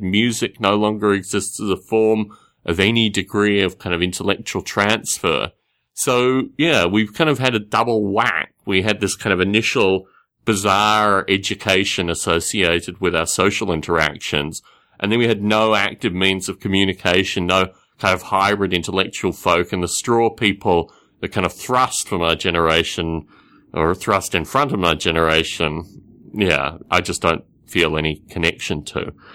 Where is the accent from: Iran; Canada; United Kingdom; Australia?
Australia; growing up in Australia